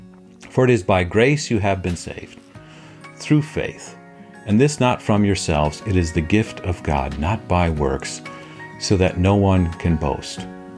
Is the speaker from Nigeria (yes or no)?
no; Papua New Guinea; now in Detroit, United States; I grew up in Papua New Guinea as a missionary kid. I'm currently in the Metro Detroit area.